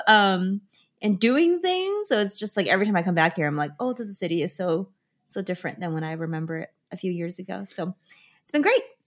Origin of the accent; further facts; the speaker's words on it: Chengdu, Sichuan, China; now in United States; I stayed the right amount of time here in my hometown